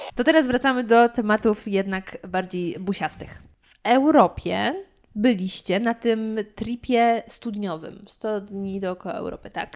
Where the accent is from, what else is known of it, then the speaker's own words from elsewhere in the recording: Lower Silesian Voivodeship, Poland; ja jestem z Dolnośląskiego